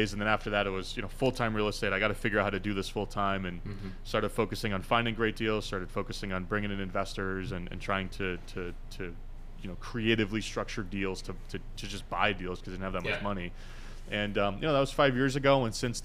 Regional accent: Chester, New Hampshire, United States; moved away as an adult; also born or lived in Boston; I grew up in southern New Hampshire, a very small town called Chester

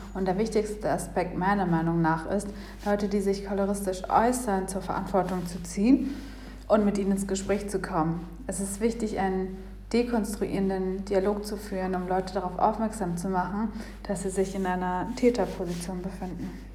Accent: Kenya; now in Berlin, Germany; Ich wurde in Kenia geboren

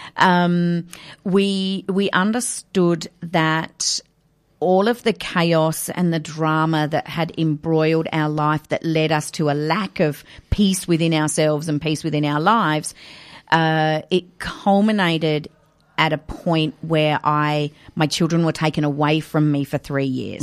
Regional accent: Adelaide, South Australia, Australia; moved away as an adult; also born or lived in Kenya; I was born and raised in Adelaide

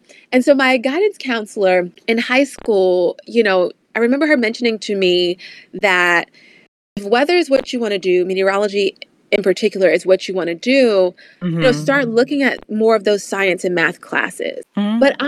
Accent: Virginia, United States; growing up in Virginia, you know, we got a little bit of everything as far as weather is concerned.

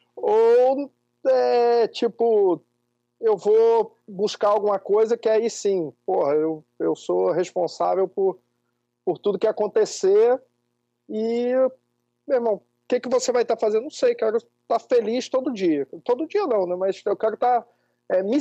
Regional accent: interior of Espírito Santo, Brazil; also born or lived in Rio de Janeiro; eu nasci no Rio e fui com cinco anos eu vim morar numa cidade do interior do Espírito Santo, uma cidadezinha de 30 mil habitantes e fui criado aqui

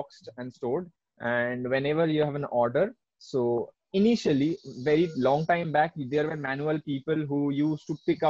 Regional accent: Kolkata, West Bengal, India; now in Bangalore, India; I'm from Kolkata

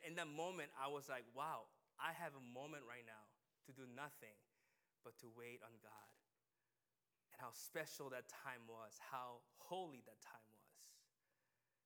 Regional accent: United States; we as a American people

